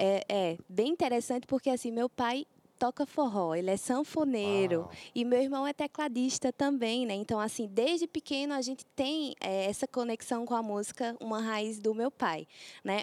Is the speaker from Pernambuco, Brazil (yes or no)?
yes; Pesqueira, Pernambuco, Brazil; moved away; eu sou de Pernambuco.